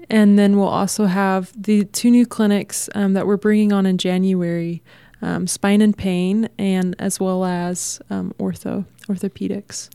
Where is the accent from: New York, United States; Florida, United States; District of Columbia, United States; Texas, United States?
Texas, United States; moved away; I'm from Texas